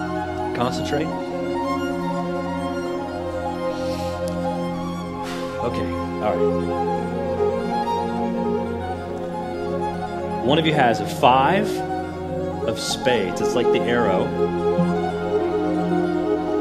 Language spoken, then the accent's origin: English; Nashville, Tennessee, United States; I'm from Nashville